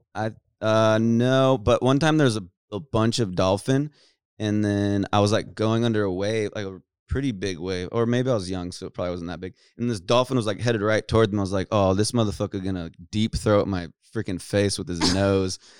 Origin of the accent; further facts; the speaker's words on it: California, United States; born and raised in Cali